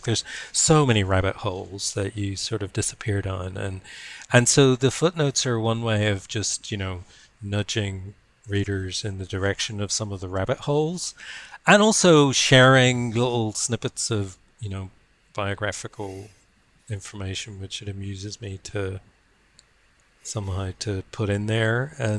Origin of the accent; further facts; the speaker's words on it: Ireland; also born or lived in Berkeley; now in Wellington, New Zealand; you know that I'm from Ireland, you know that I live in Wellington.